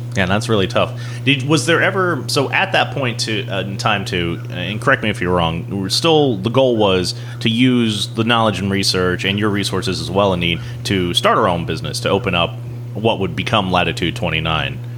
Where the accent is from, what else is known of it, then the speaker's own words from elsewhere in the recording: North Carolina, United States; moved away; I grew up in North Carolina